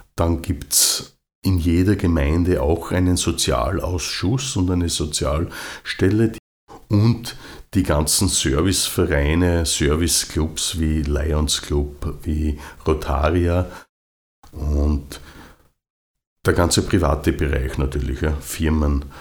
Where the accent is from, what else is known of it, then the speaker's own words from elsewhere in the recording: Austria; bei uns in Österreich